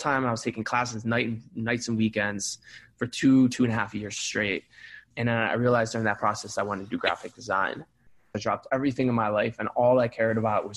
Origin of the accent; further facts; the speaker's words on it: Cleveland, Ohio, United States; I grew up in Cleveland, Ohio. Shout out Cleveland Heights